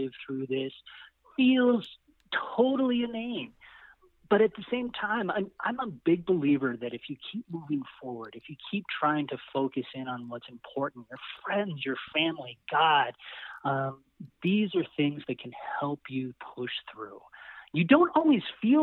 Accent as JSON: {"language": "English", "area": "San Luis Valley", "region": "Colorado", "country": "United States", "said": "we come from the San Luis Valley in Colorado"}